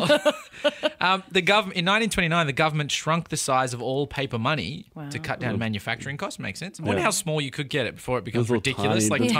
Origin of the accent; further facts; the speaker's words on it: Australia; we're Australian